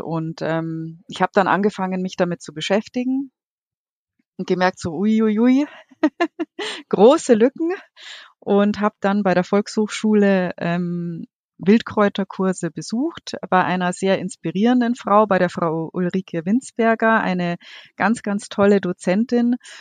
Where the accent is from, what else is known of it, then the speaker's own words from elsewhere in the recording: Munich, Bavaria, Germany; gebürtige Münchnerin. Ich bin vor den Toren quasi aufgewachsen mit Bergen und viel Wasser.